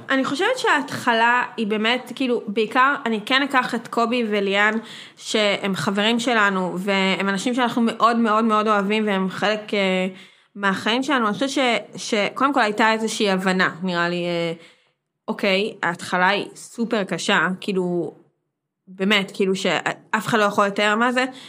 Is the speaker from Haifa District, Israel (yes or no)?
no; Herzliya, Tel Aviv District, Israel; גדלתי בהרצליה